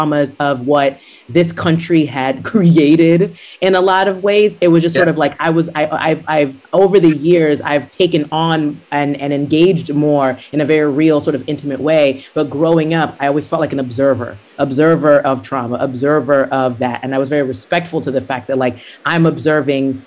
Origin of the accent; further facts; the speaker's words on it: Nigeria; I grew up in Nigeria.